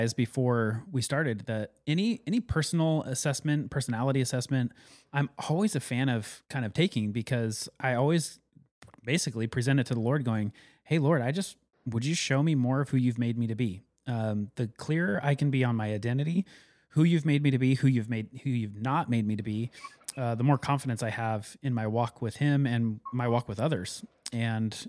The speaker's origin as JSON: {"language": "English", "town": "Carson City", "region": "Nevada", "country": "United States", "tie": "born or raised there", "moved": "yes", "said": "when I grew up in Carson City, Nevada"}